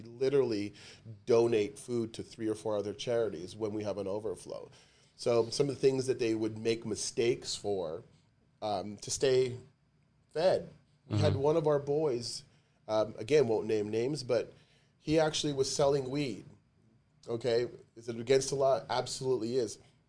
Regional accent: Canada; Yeah, so am I. I'm Canadian.

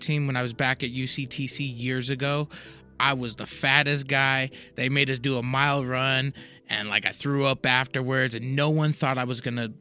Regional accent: Glendale, United States; I grew up in Glendale.

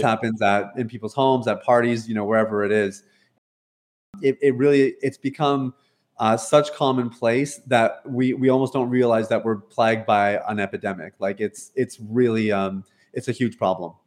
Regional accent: Canada; moved away as an adult; also born or lived in Toronto, Ontario; now in Jamaica; I'm born and raised in Canada, uh, based out of Toronto, Ontario

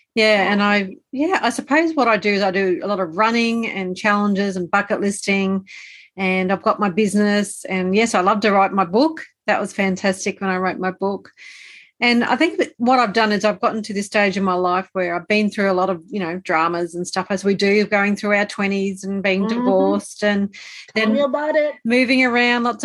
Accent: Australia; also born or lived in Brisbane, Australia; I'm Australian. I live in Australia, so you can probably tell by the accent.

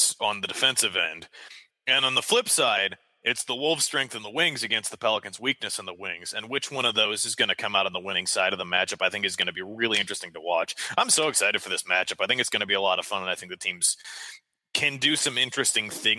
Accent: Iowa, United States; Iowa is my home state

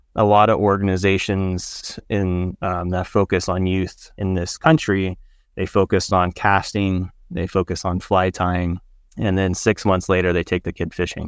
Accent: San Diego, California, United States; moved away as an adult; also born or lived in Chico, California / Davis, California; now in Montana, United States; I was raised in San Diego, uh, left San Diego when I was, um, eighteen

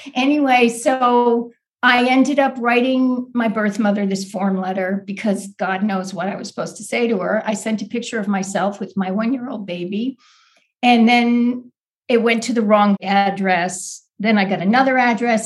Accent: Boston, Massachusetts, United States; I grew up right outside of Boston in the suburbs

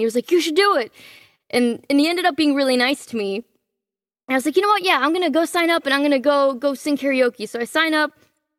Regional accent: Miami, Florida, United States; also born or lived in Cancun, Mexico; Well, I was born in Cancun, Mexico. When I was about a year old, we moved to Miami and then kind of ping-ponged around the United States. I moved back to Mexico for a while. I did school there.

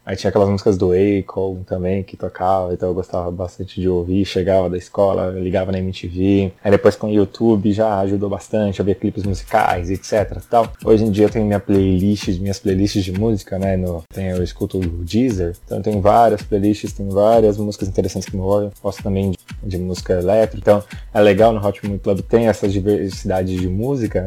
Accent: São Paulo, Brazil; also born or lived in Jacareí; Sou da cidade de São Paulo, eu nasci em São Paulo, morei em Jacareí alguns anos também

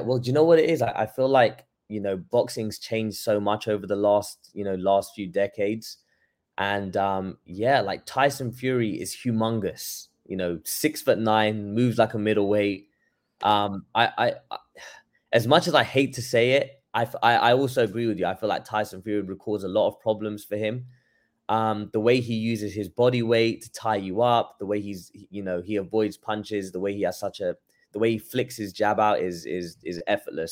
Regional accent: London, United Kingdom; moved away as an adult; now in Los Angeles, United States; I'm from London, born and raised there

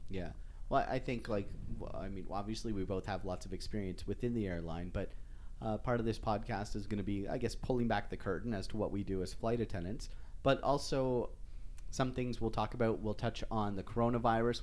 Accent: just outside of Toronto, Ontario, Canada; first language English; moved away as an adult; now in Western Canada; I grew up just outside of Toronto

